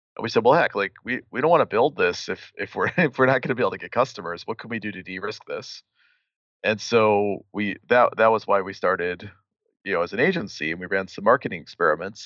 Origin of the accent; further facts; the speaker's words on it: Milwaukee, Wisconsin, United States; moved away as an adult; now in Chicago, United States; I grew up in Milwaukee